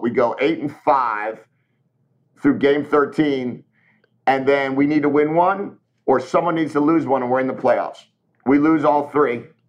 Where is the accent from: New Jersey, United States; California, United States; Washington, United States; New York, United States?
New Jersey, United States; I'm a Jersey guy, you know, like I grew up in Jersey.